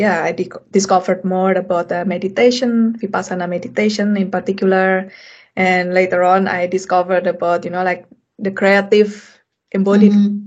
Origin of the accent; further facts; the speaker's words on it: Indonesia; moved away as an adult; also born or lived in Europe; I come from Indonesia